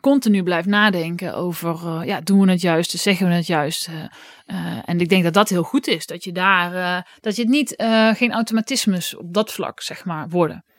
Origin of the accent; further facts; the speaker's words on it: Oss, North Brabant, Netherlands; in Os, waar ik vandaan kwam